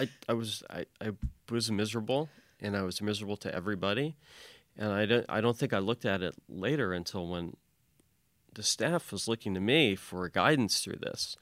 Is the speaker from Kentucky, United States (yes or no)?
yes; Louisville, Kentucky, United States; I'm from, from Louisville, Kentucky.